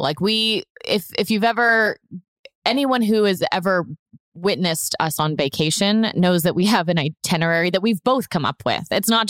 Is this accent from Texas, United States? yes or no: yes; Houston, Texas, United States; born there; also born or lived in Atlanta / Memphis / Orlando; I grew up moving a lot, too. I was born in Houston. We lived in Atlanta. We lived in Memphis, Tennessee. We settled in Orlando.